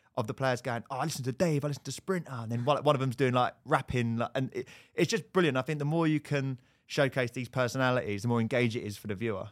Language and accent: English; Bishop's Stortford, East of England, United Kingdom; I grew up in Bishop's Dortford.